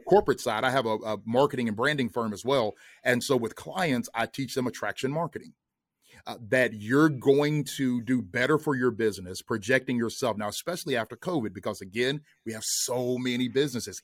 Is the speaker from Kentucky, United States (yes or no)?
yes; Kentucky, United States; moved away as an adult; now in Atlanta, United States; we're both originally from Kentucky.